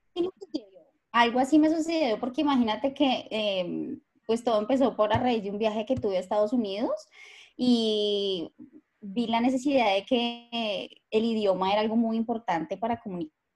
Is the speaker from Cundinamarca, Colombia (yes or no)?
no; Bogotá, Colombia; moved away as an adult; now in Melbourne, Australia; Yo soy de Bogotá. Rola, rola, rola.